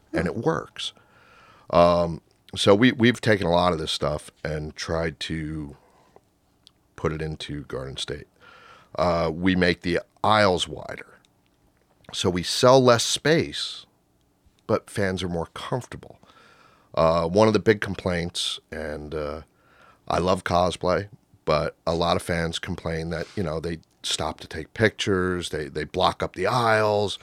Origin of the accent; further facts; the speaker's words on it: Rockaway, New Jersey, United States; I grew up in Rockaway